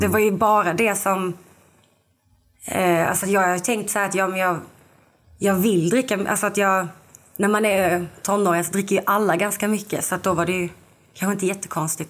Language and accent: Swedish; Lund, Skåne, Sweden; now in Malmö, Sweden; jag är från Lund men jag bor i Malmö nu